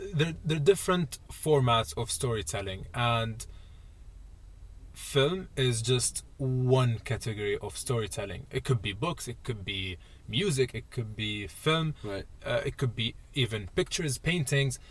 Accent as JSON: {"language": "English", "region": "Dubai", "country": "United Arab Emirates", "moved": "as an adult", "said": "I'm from I'm from Dubai"}